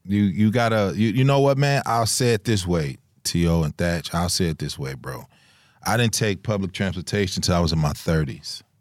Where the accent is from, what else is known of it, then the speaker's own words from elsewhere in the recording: Chicago, Illinois, United States; moved away; we come from Chicago